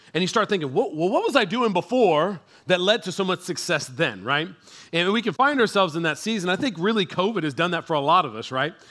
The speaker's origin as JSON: {"language": "English", "town": "San Antonio", "region": "Texas", "country": "United States", "said": "we are from San Antonio"}